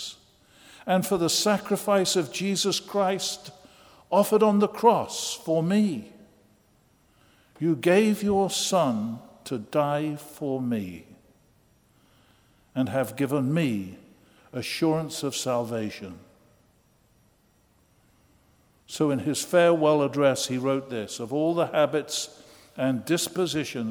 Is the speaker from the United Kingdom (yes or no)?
yes; England, United Kingdom; now in United States; I'm an Englishman who became an American